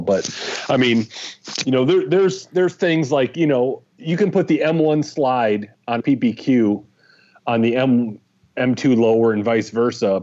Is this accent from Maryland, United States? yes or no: no; Michigan, United States; moved away as an adult; also born or lived in Los Angeles; now in Fort Smith, United States; I grew up in Michigan